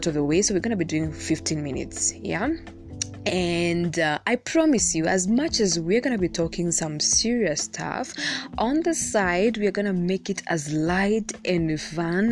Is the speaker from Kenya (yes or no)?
yes; Kenya; Being Kenyan is already complicated